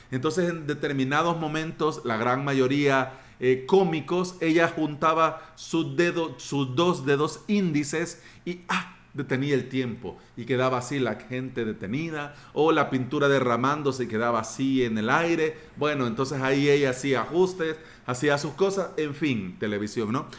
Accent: El Salvador; quiero hablar como salvadoreño a otros salvadoreños

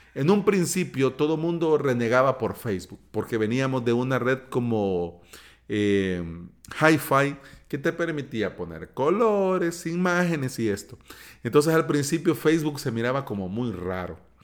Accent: El Salvador; aquí en mi país, en El Salvador

